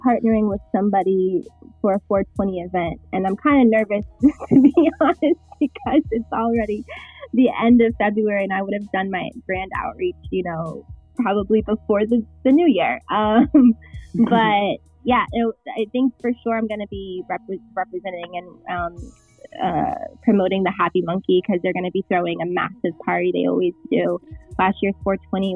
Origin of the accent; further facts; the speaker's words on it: Westchester, New York, United States; also born or lived in Bronx, New York; I'm actually from Westchester, but I live in the Bronx